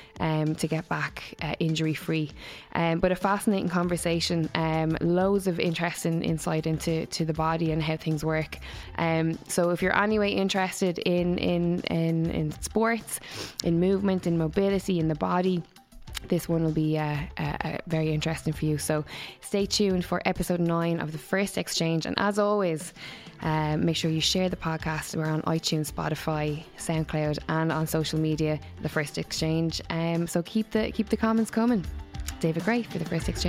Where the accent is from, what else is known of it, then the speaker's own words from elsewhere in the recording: Waterford, Munster, Ireland; moved away; I'm from Waterford originally